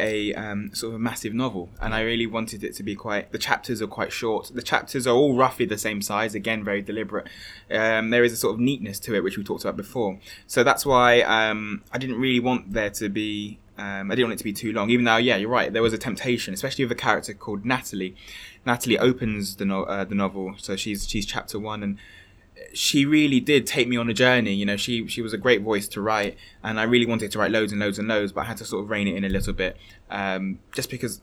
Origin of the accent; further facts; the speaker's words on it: London, United Kingdom; growing up in a Hackney estate